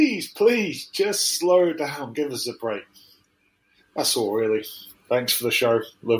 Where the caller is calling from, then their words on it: the Midlands, England, United Kingdom; I'm calling from Borsaleigh in the heart of the Midlands.